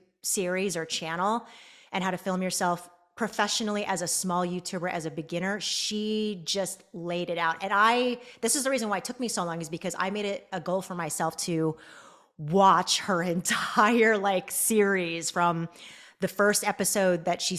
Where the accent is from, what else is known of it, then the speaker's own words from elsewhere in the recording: Mesa, Arizona, United States; I grew up in Mesa, Arizona, and there was not at the time that I was growing up there a large Philippine community.